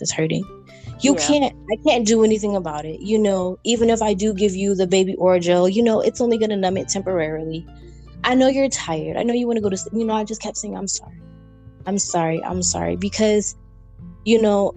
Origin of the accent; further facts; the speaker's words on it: California, United States; I'm from California.